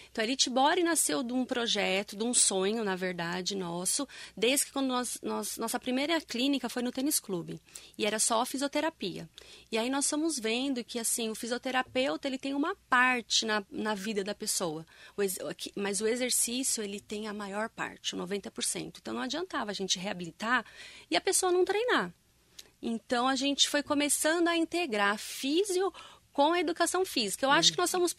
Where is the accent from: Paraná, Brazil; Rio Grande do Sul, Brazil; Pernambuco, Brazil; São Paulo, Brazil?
São Paulo, Brazil; born there; now in Mogi das Cruzes, Brazil; Eu nasci em São Paulo. E aí